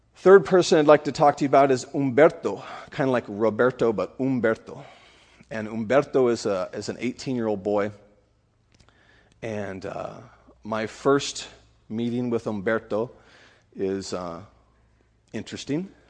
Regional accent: California, United States; now in Honduras; I'm originally from California

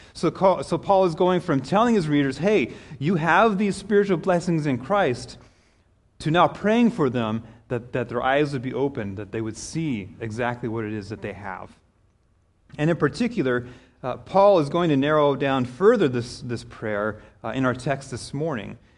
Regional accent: Kansas, United States; moved away as an adult; also born or lived in Denver, Colorado; I grew up in Kansas

